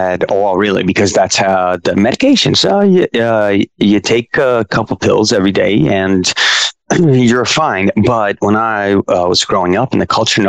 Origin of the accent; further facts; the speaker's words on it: Stamford, Connecticut, United States; moved away as an adult; also born or lived in New York City; I grew up in a couple places, I guess. But I grew up in Stamford, Connecticut